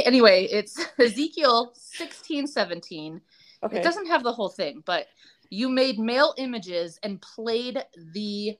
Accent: Colorado Springs, Colorado, United States; I grew up obviously in Colorado Springs where it's incredibly religious. I grew up in a very non-religious household

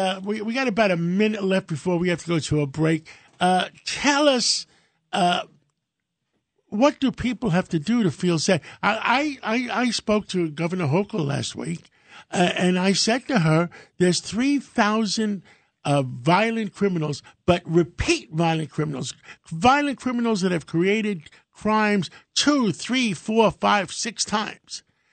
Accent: New York City, New York, United States; You know where I come from? I come from Harlem.

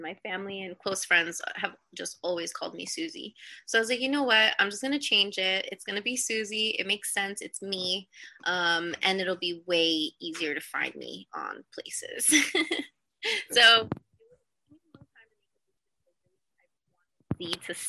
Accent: United States; I'm from the East Coast, you know, New York, New Jersey area

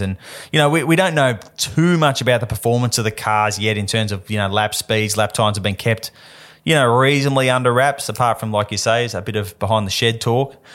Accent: Perth, Western Australia, Australia; I grew up in Perth

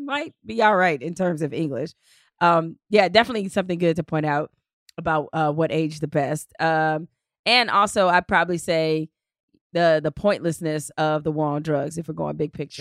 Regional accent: Detroit, Michigan, United States; in Detroit. uh, in my hometown

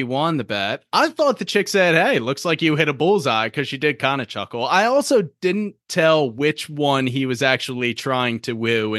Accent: Ireland; You know, they like me because I'm Irish.

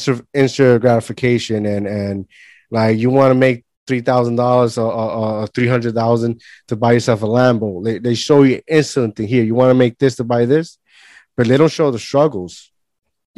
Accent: Puerto Rico; moved away as an adult; now in New Jersey, United States; when I grew up in Puerto Rico, there was weeks and weeks that we had no light.

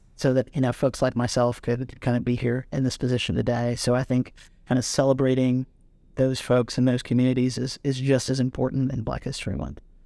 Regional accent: Durham, North Carolina, United States; I'm from North Carolina, you know, from, from Durham and, you know, almost always from, you know, in and around Durham County.

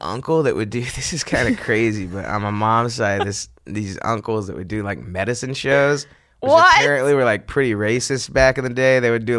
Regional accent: San Antonio, Texas, United States; No, I grew up in San Antonio.

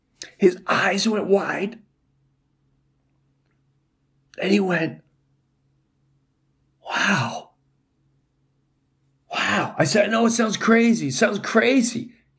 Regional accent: New York, United States; It brought me right back to Long Island, where I grew up in Jefferson Avenue.

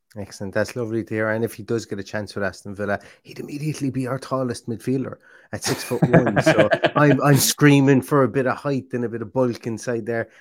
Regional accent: Ireland; I am Irish

